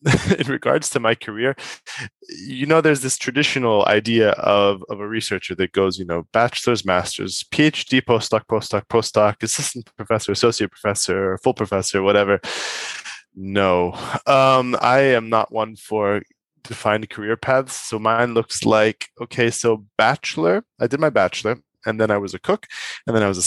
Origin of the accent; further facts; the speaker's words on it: United States; moved away as an adult; now in Europe; being American